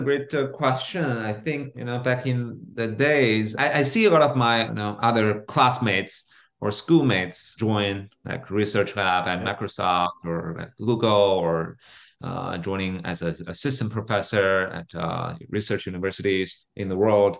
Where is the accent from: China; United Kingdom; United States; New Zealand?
China; Beijing; I was born and raised in, in Beijing